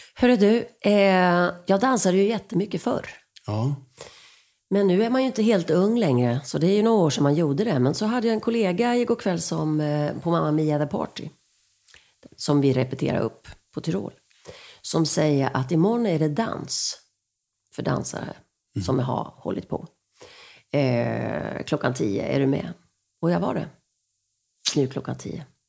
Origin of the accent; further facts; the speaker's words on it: Rydaholm, Jönköping County, Sweden; moved away; also born or lived in Skåne / Gothenburg / Stockholm; Där är jag född